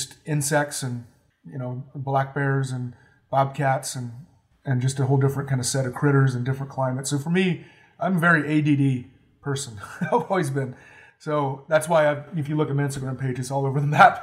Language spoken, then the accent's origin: English; North Carolina, United States; also born or lived in Alaska / Homer, Alaska; now in Arkansas, United States; I grew up in North Carolina